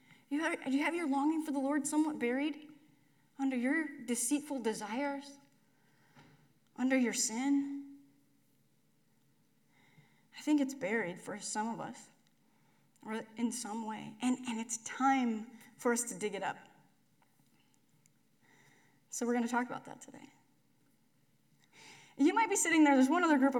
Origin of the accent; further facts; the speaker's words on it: McCook, Nebraska, United States; When I was a kid, I grew up in McCook